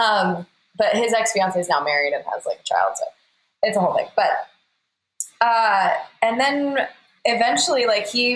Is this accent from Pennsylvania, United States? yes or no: no; Tucson, Arizona, United States; we're both from Tucson, Arizona